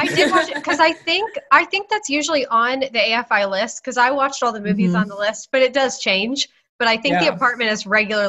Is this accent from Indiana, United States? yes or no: yes; Indianapolis, Indiana, United States; now in Dayton, United States; I'm in Dayton, Ohio, but I grew up in Indianapolis.